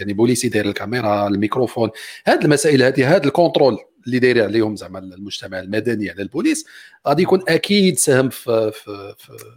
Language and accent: Arabic; Morocco; عندنا في المغرب